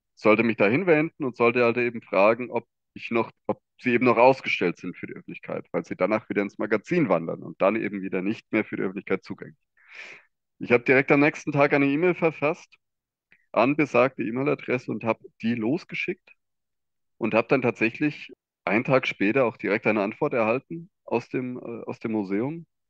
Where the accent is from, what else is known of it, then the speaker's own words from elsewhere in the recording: Hesse, Germany; ich komme aus dem Bundesland Hessen